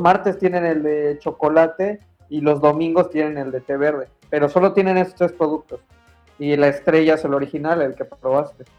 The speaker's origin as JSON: {"language": "Spanish", "country": "Mexico", "moved": "yes", "said": "soy mexicano"}